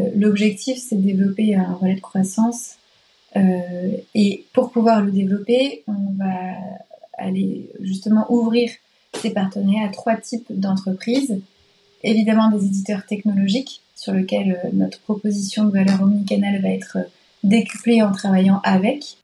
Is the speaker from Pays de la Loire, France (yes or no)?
yes; Nantes, Pays de la Loire, France; moved away as an adult; nantaise de cœur, parce que collège-lycée à Nantes et début d'études sup à Nantes